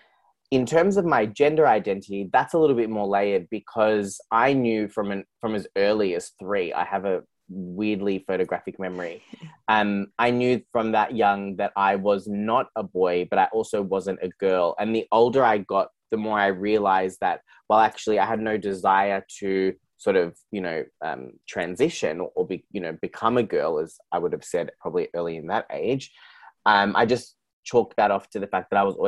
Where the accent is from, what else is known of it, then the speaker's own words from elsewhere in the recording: Geelong, Victoria, Australia; I grew up in Geelong, which is where I'm recording from today